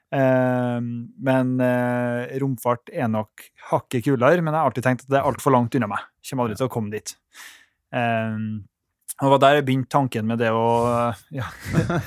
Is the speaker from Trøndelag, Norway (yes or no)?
yes; Trondheim, Trøndelag, Norway; Jeg er jo herfra